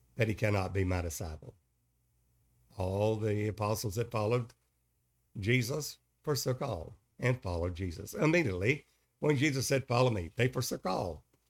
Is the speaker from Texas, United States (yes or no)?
yes; Kilgore, Texas, United States; also born or lived in Longview, Texas; I was raised in Kilgore, Texas, and married a high school sweetheart there